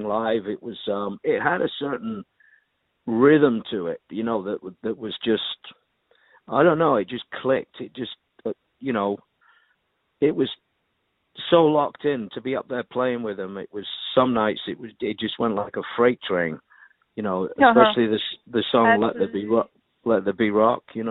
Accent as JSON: {"language": "English", "town": "Manchester", "region": "North West England", "country": "United Kingdom", "also_born_or_lived": "London", "moved": "as an adult", "said": "I'm from Manchester, England"}